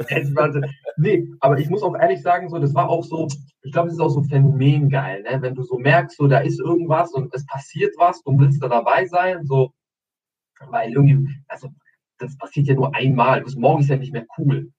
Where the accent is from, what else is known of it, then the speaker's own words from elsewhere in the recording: Albania; now in Germany; Ich komme ja aus, aus Albanien, obviously, Albanien